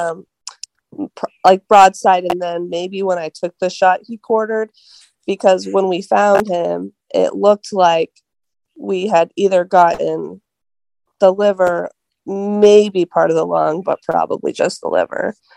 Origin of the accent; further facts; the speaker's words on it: Columbus, Ohio, United States; moved away as an adult; now in Wellington, United States; I grew up in the Columbus area, but now I live in Wellington, Ohio